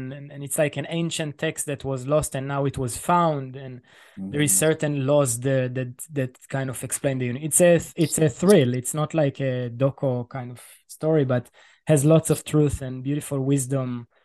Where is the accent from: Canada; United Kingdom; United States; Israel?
Israel; I'm coming from Israel and I'm Jewish